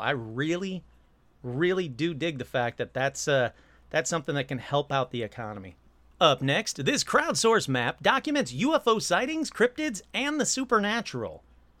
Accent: North Carolina, United States; It was incredibly hot. I'm from North Carolina. I was in California for my cousin's high school graduation.

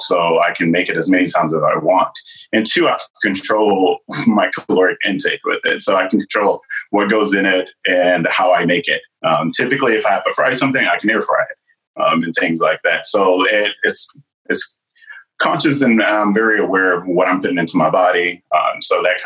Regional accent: the South, United States; I'm from the South

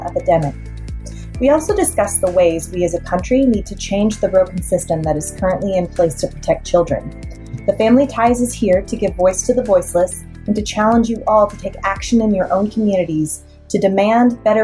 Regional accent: Kentucky, United States; my home state of Kentucky

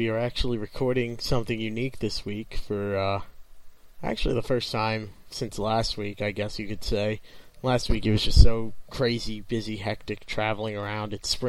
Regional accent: Wilbraham, Massachusetts, United States; my hometown in Wilbraham, Mass.

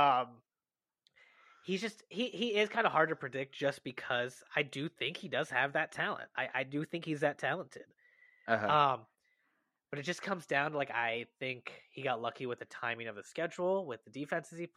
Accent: Chicago, Illinois, United States; born or raised there

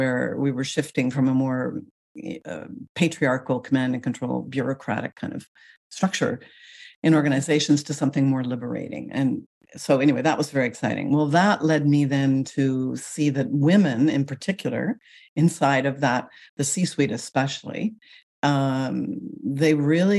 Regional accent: Canada; moved away as an adult; also born or lived in Paris, France; now in Seattle, United States; I'm Canadian. Mm. I still identify actually as a Canadian, but I now live in the United States.

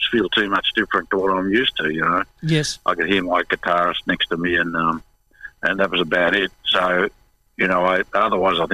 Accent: Victoria, Australia; because I knew Melbourne because we came from Victoria originally.

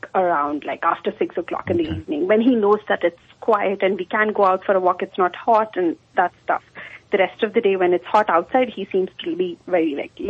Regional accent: India; now in Mesa, United States; I'm from India.

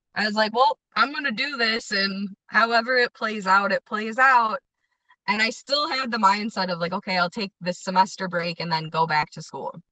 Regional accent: Addison, Illinois, United States; also born or lived in Villa Park, Illinois / Lombard, Illinois; now in Grant Park, United States; I grew up in Addison and then moved to Villa Park when I was about 14

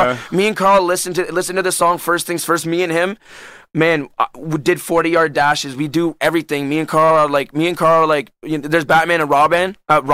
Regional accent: Orleans, Ontario, Canada; I'm from Orleans.

